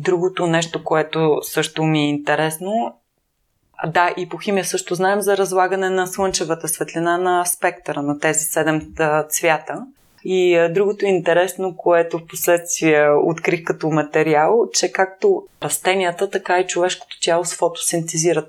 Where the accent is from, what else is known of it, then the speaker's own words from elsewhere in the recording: Plovdiv, Plovdiv Province, Bulgaria; аз съм завършила художествено училище в град Пловдив, аз съм от Пловдив